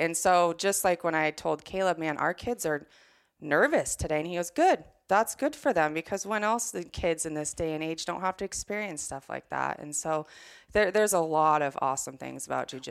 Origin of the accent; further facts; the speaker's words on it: Washington, United States; you're a Washingtonian